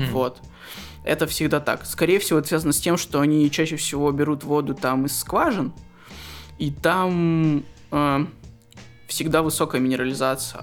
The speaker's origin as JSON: {"language": "Russian", "town": "Krasnoyarsk", "region": "Krasnoyarsk Krai", "country": "Russia", "tie": "born or raised there", "moved": "yes", "lives_now": "Moscow, Russia", "said": "я из Красноярска"}